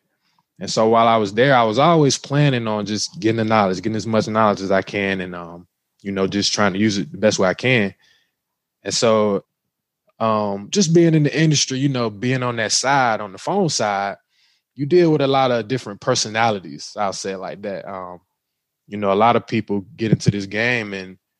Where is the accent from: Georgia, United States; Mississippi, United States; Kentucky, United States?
Georgia, United States; Cordele; I'm originally from Cordell, Georgia. So shout out to Cordell, Georgia. You know where I'm originally from. Small town, not a lot going on